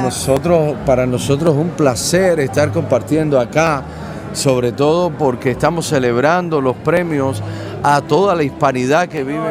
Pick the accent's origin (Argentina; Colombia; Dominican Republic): Colombia; Caribbean Region; now in United States; Cómo extraño mi tierra, cómo extraño el Caribe colombiano